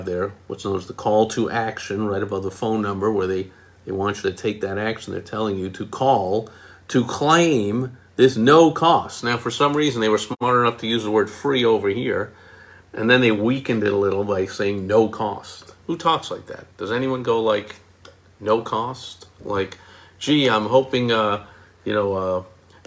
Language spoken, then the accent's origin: English; New York, United States; moved away; I am from New York